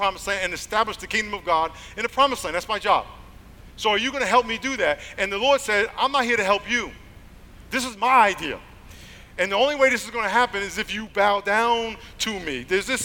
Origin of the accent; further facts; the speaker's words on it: New York, United States; now in San Diego, United States; I'm from New York